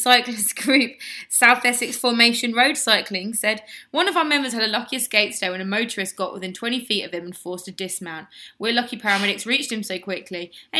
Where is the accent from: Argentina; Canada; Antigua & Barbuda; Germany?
Germany; I was born in Germany.